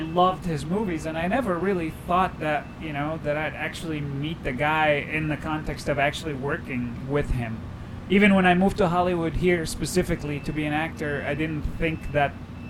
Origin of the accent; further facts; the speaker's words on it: Cairo, Cairo Governorate, Egypt; moved away; also born or lived in Cleveland; I grew up in Cairo in a average neighborhood, you could say poor neighborhood in Cairo